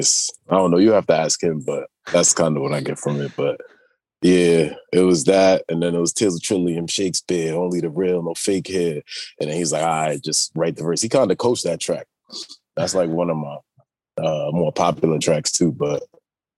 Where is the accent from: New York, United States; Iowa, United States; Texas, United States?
New York, United States; New York City; also born or lived in London; I was born in New York and yeah, raised out here